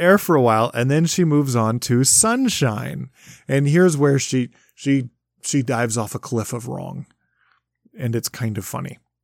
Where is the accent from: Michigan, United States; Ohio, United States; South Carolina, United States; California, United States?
Michigan, United States; I grew up in Michigan